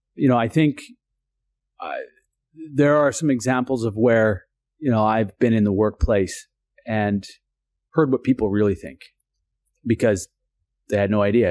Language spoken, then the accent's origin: English; Brentwood Bay, British Columbia, Canada; born and raised on Chautauqua Village, uh, in the Husaynich Territory. It's Sartla First Nation